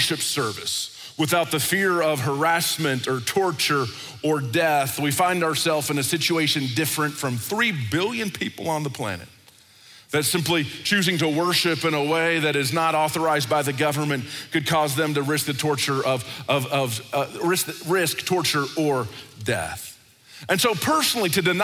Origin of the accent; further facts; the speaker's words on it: United States; I grew up in America